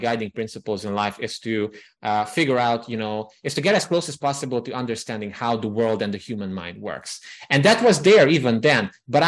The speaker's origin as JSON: {"language": "English", "region": "Transylvania", "country": "Romania", "tie": "born or raised there", "moved": "yes", "lives_now": "Budapest, Hungary", "said": "I grew up in the Transylvania region of Romania"}